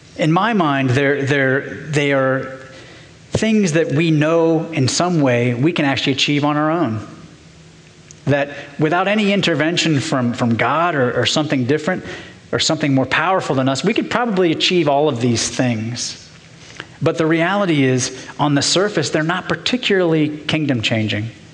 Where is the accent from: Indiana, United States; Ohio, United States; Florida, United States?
Ohio, United States; Portsmouth; I grew up in Portsmouth, Ohio, down in southern Ohio